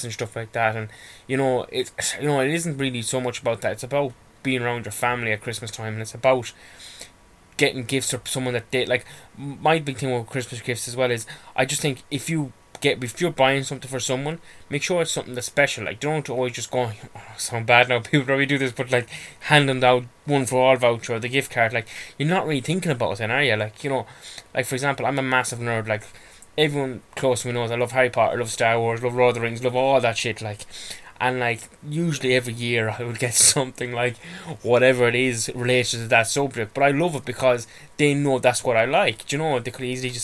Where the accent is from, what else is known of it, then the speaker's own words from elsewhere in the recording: Ireland; I'm Irish and a bit of a homebird